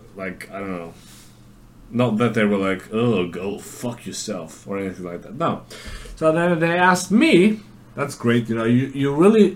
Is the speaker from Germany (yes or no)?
yes; Germany; where are you from? I said, Germany